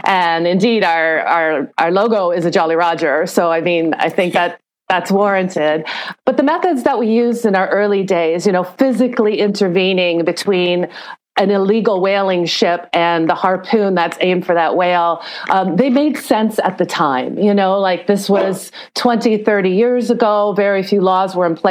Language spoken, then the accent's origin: English; Toronto, Ontario, Canada; I'm from Canada. I'm originally from Toronto